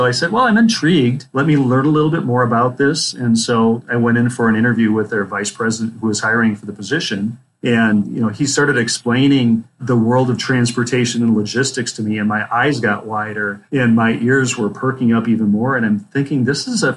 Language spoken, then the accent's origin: English; Minnesota, United States; moved away as an adult; also born or lived in Phoenix, Arizona; I grew up in the state of Minnesota, lived a couple of years in the Phoenix, Arizona Valley area